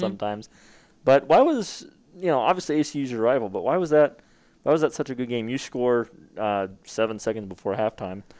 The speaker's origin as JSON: {"language": "English", "town": "Glendale", "region": "Arizona", "country": "United States", "said": "I'm from Glendale, Phoenix area."}